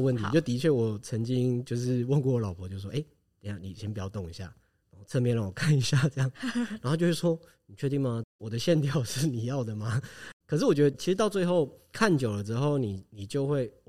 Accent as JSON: {"language": "Chinese", "country": "Taiwan", "also_born_or_lived": "Tainan / Taitung", "said": "我本身是台湾人"}